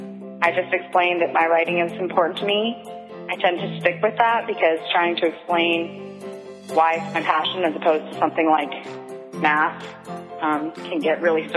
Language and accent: English; Texas, United States; now in South Carolina, United States; Hi, this is a writer originally from Texas, but currently in South Carolina.